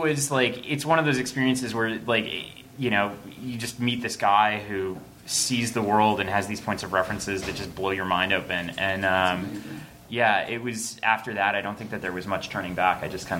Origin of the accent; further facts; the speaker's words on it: New York City, New York, United States; I grew up in Queens, which is just kind of outside of Manhattan and not a lot else.